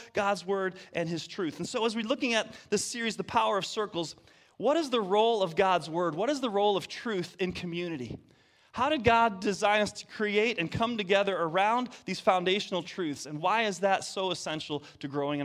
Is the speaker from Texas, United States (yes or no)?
no; Detroit, Michigan, United States; moved away; I'm from Detroit. That's right. From Michigan, the state up north. Proud of it